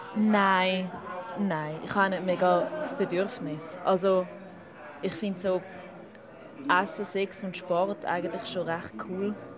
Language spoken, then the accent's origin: German; Schaffhausen, Switzerland; ich bin in Schaffhaus aufgewachsen